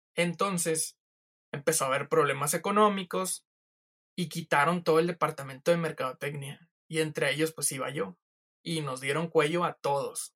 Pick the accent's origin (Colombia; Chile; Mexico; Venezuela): Mexico; San Nicolás de los Garza, Nuevo León; yo soy de San Nicolás de los Garza